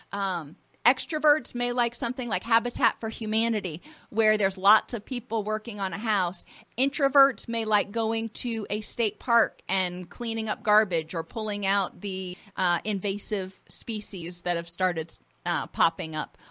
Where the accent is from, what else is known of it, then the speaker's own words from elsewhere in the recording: Florida, United States; I grew up in Florida and I grew up on the water